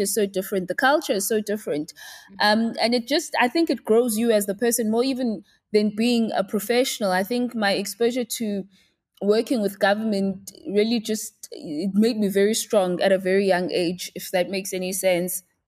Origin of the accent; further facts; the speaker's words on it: Pietermaritzburg, KwaZulu-Natal, South Africa; moved away as an adult; now in Johannesburg, South Africa; I'm from Pietermaritzburg in K Z N. So that's where I was born, uh, bred and raised, and that's where I did my schooling up until I was eighteen.